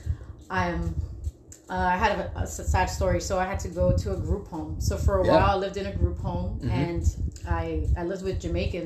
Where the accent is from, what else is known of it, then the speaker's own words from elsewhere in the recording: New York City, New York, United States; moved away; also born or lived in Washington; My parents are from Puerto Rico, but born and raised in Brooklyn, New York.